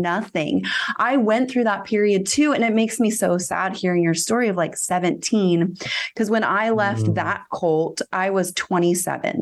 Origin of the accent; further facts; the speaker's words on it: Northern California, United States; i live in my hometown